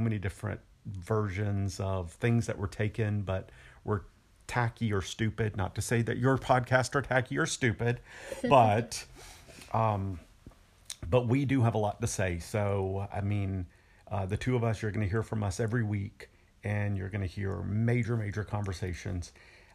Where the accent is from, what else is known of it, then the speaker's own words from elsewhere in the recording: the South, United States; I was brought up in the South.